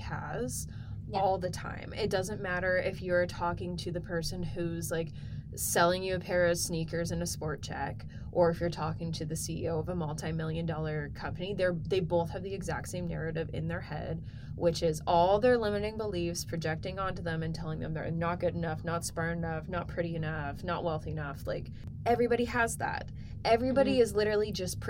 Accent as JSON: {"language": "English", "town": "Edmonton", "region": "Alberta", "country": "Canada", "tie": "born or raised there", "said": "we grew up here in Edmonton together"}